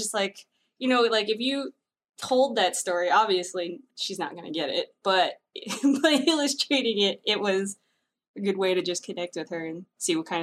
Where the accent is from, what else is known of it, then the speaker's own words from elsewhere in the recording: Peekskill, New York, United States; Where I am from, a place called Peekskill in New York, which is like about an hour north of New York City. And that's where I grew up from all elementary into high school.